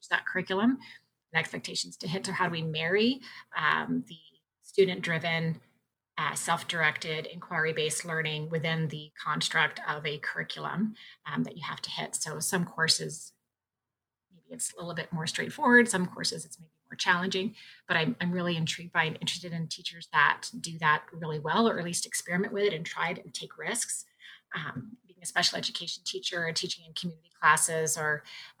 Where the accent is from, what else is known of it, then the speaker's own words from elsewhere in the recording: Virginia, United States; moved away as an adult; now in Ontario, Canada; I grew up in Virginia and did my training in Virginia.